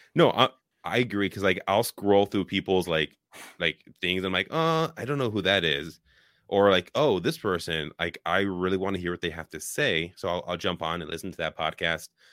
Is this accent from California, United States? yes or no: yes; Richmond, California, United States; moved away as an adult; now in Wisconsin, United States; I was born and raised in Richmond, Bay Area